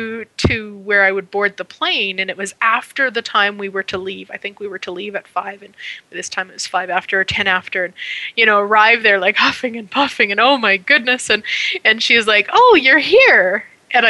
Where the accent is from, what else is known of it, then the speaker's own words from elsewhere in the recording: Canada; being Canadian